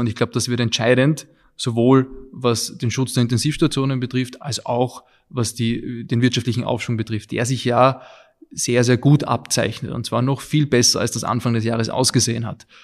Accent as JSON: {"language": "German", "region": "Vienna", "country": "Austria", "tie": "born or raised there", "also_born_or_lived": "England", "said": "ich bin in Wien geboren und aufgewachsen, auch hier zur Schule gegangen"}